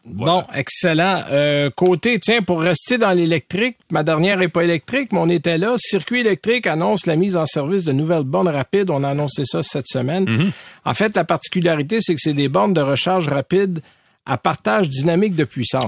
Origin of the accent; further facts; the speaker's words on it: Saint-Timothée, Quebec, Canada; C'est chez nous. Moi, je viens de Saint-Timothée